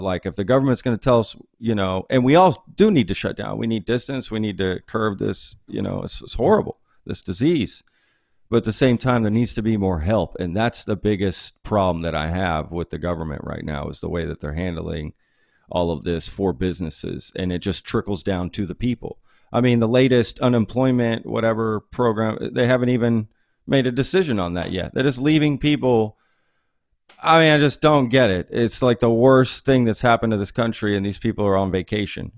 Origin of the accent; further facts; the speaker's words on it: Dallas, Texas, United States; also born or lived in Fort Worth, Texas; now in Austin, United States; I grew up in Dallas